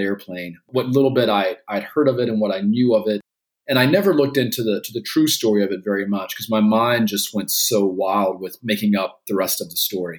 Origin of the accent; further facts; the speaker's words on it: Gastonia, North Carolina, United States; I was growing up in Gastonia, North Carolina